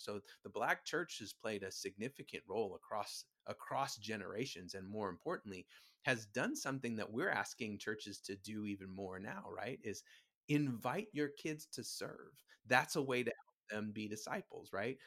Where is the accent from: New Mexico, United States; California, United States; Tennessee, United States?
California, United States; Huntington Beach; also born or lived in Virginia; I was born in Virginia, but grew up in, uh, Huntington Beach.